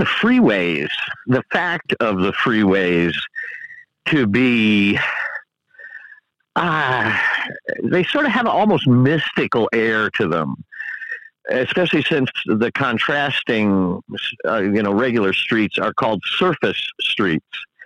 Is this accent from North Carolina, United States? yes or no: no; Southern California, United States; born or raised there; also born or lived in Buffalo, New York